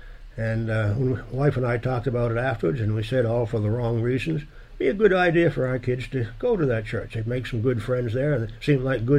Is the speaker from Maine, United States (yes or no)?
yes; Maine, United States; I had very little activity church-wise growing up. There were two big churches up there that were both Catholic churches